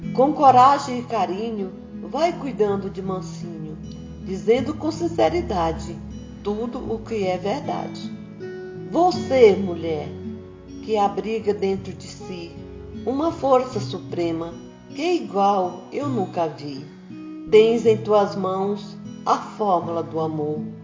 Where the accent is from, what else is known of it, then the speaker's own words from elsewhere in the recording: Maranhão, Brazil; now in São Paulo, Brazil; sou do estado do Maranhão, mas já moro há bastante tempo em São Paulo